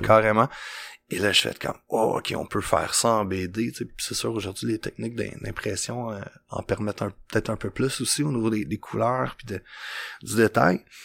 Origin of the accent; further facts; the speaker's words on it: Joliette, Quebec, Canada; quand j'étais jeune à Joliette